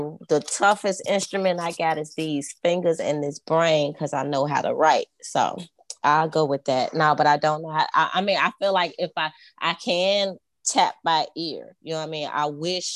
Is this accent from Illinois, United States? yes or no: yes; Chicago, Illinois, United States; I grew up on the west side of Chicago